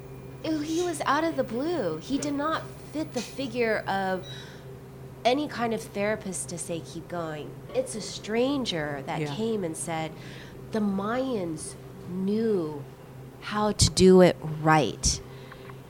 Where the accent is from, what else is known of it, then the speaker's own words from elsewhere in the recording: the Bible Belt, United States; now in Los Angeles, United States; I grew up in the Bible Belt.